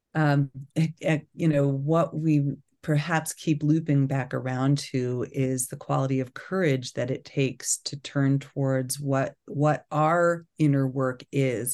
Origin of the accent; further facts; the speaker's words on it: Long Island, New York, United States; moved away; I grew up in New York on Long Island